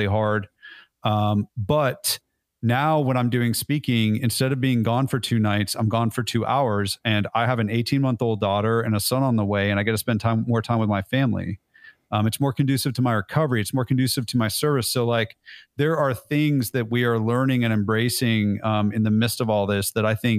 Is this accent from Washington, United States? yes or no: no; California, United States; now in Nashville, United States; But I'm originally from California, so I can say dude and I can say y'all, and it really baffles people.